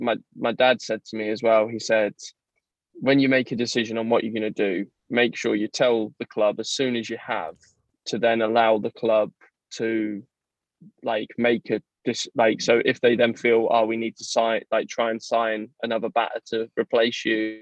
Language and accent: English; South East England, United Kingdom; born there; I was born in Kent.